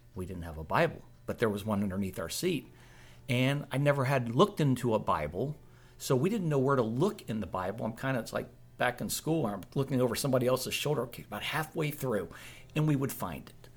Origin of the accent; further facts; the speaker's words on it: Springfield, Virginia, United States; I grew up in Springfield, Virginia, which was right outside Washington, D.C.